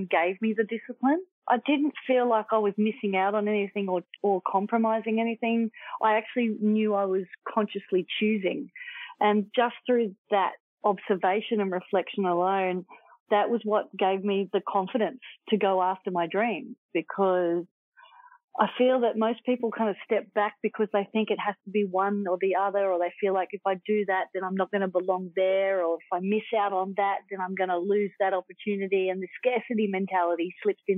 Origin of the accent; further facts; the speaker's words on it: Manly, New South Wales, Australia; I grew up in Manly.